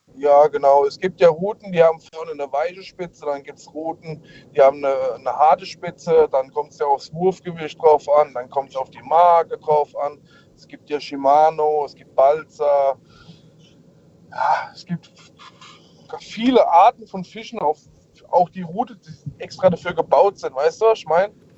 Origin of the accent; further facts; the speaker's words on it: Worms, Rhineland-Palatinate, Germany; ich komme aus Worms.